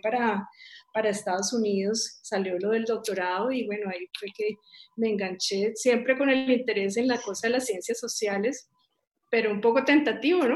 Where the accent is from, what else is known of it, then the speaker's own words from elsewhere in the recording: Cali, Valle del Cauca, Colombia; moved away as an adult; also born or lived in United States; yo soy caleña